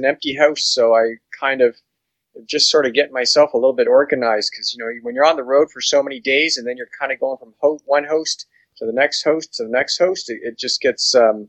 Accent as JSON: {"language": "English", "town": "Grimsby", "region": "Ontario", "country": "Canada", "said": "I'm from Grimsby, Ontario"}